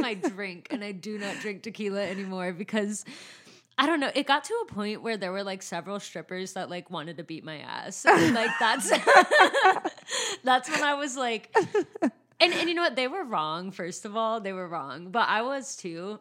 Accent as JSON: {"language": "English", "town": "San Bernardino", "region": "California", "country": "United States", "said": "I'm from San Bernardino"}